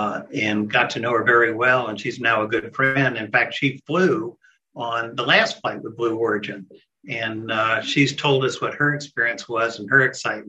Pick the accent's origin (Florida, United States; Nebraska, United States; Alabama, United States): Florida, United States; Central; I was raised in Central Florida